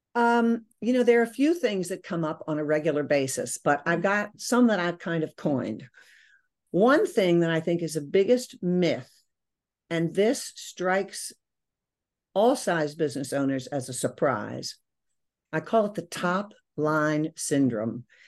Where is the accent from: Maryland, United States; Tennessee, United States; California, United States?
Maryland, United States; moved away as an adult; also born or lived in Virginia / New York City; I grew up in Maryland